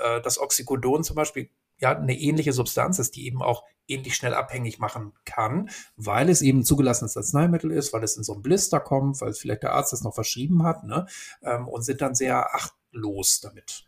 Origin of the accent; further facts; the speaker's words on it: Hamburg, Germany; ich bin ja in Hamburg groß geworden